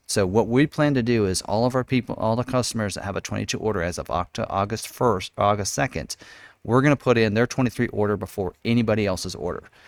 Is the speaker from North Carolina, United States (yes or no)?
no; Lawrence, Kansas, United States; born and raised in Lawrence, Kansas, Jayhawk Country